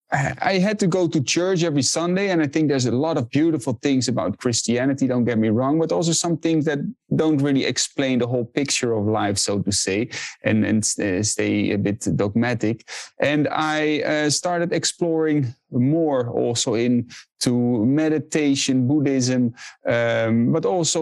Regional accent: Netherlands; I was born and raised in the Netherlands

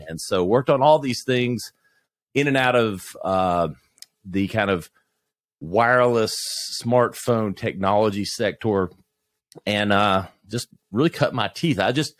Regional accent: South Carolina, United States; I'm a, you know, Southern kid growing up in South Carolina, went to Clemson, marketing major.

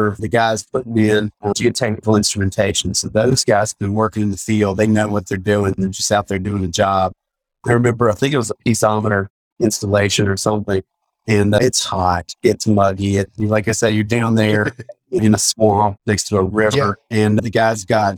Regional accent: Virginia, United States; I'm from Virginia

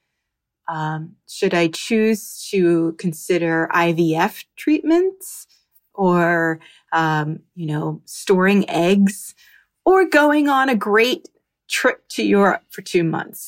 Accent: New Jersey, United States; now in Miami, United States

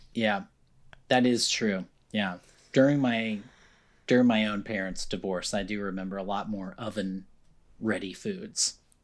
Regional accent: Encinitas, California, United States; I grew up in Encinitas

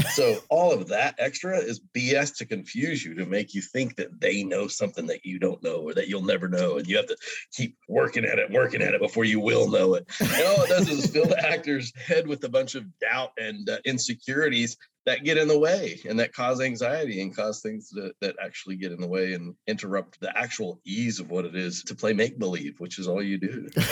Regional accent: Oklahoma, United States; now in Mississippi, United States; I grew up in Oklahoma

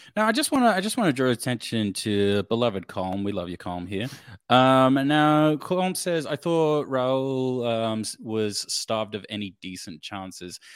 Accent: Australia; we are Australian

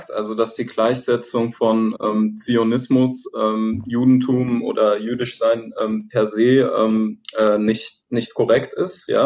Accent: Palestine; now in Germany; Was machen wir vielleicht als ähm, Palästinenser in, in ähm, Deutschland, ja, dagegen

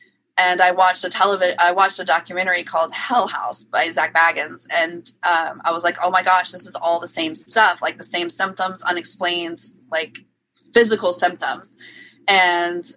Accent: New Orleans, Louisiana, United States; moved away; I'm originally from New Orleans, Louisiana

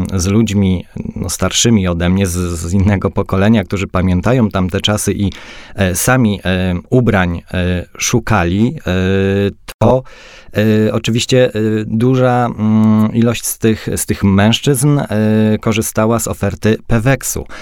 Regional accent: Silesian Voivodeship, Poland; jeździłem ze swojego miasta do Katowic, bo jestem ze Śląska

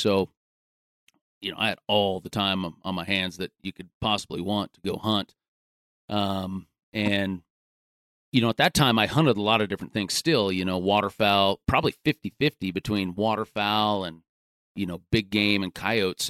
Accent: Gering, Nebraska, United States; I grew up out in, in western Nebraska, uh, graduated high school from Garing

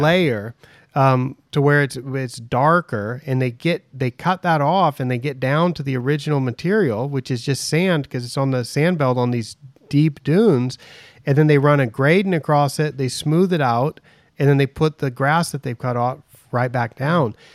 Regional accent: United States; now in Thailand; I'm American, I'm, I'm in Thailand

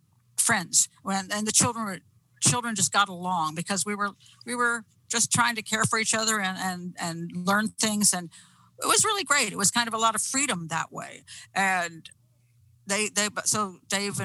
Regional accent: McLean, Virginia, United States; I grew up in McLean.

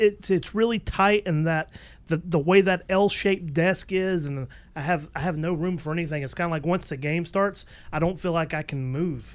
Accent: Atlanta, Georgia, United States; I was born in 1982, so I remember a lot of '90s baseball uh, here in Atlanta.

